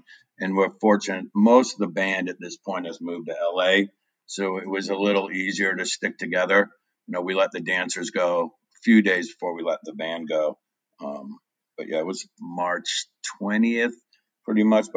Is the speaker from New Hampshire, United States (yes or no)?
yes; Derry, New Hampshire, United States; moved away as an adult; also born or lived in Manchester, New Hampshire / Europe; I was born in Manchester, raised in Derry